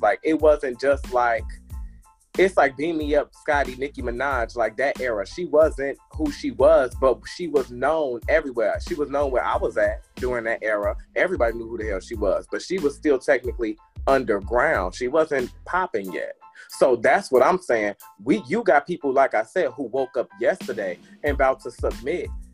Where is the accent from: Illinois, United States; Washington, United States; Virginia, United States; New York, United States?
Illinois, United States; Harvey; also born or lived in Chicago; now in Atlanta, United States; I'm from Harvey.